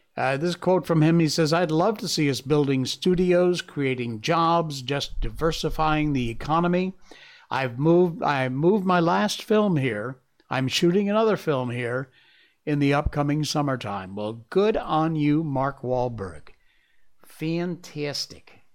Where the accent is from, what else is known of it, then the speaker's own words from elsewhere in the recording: Malaysia; my home country, Malaysia